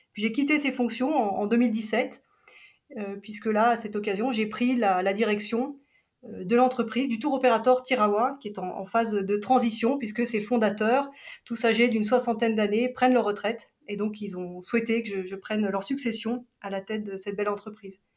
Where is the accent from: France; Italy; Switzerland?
Switzerland; Geneva; j'ai grandi à Genève